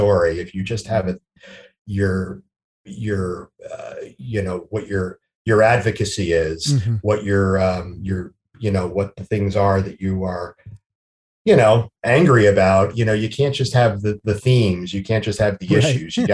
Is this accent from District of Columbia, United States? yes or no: no; New Jersey, United States; also born or lived in New York; I'm from New Jersey. I'm born and raised in New Jersey